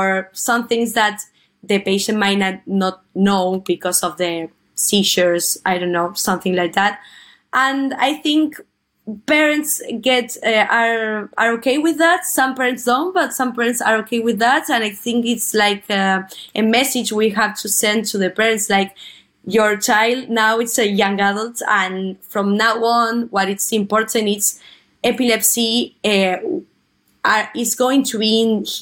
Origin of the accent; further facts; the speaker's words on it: Buenos Aires, Argentina; I am from Buenos Aires, Argentina